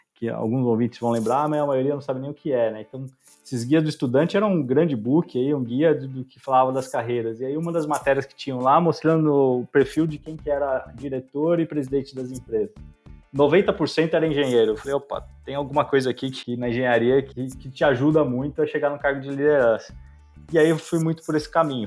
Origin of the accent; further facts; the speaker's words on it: São Paulo, Brazil; also born or lived in São Carlos; Eu sou de São Paulo, eu fui criado em São Paulo